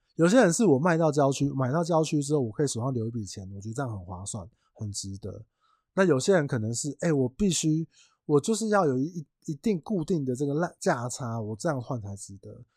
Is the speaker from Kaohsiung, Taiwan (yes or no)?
no; Tainan, Taiwan; 因为我是台南人